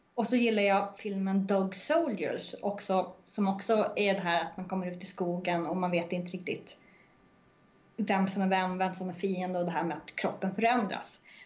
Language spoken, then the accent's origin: Swedish; Norrland, Sweden; jag är norrlänning